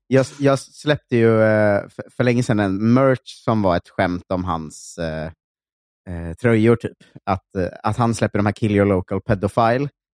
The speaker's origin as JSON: {"language": "Swedish", "town": "Linköping", "region": "Östergötland", "country": "Sweden", "moved": "yes", "said": "Östgötakorrespondenten, som är liksom morgontidningen där jag kommer från"}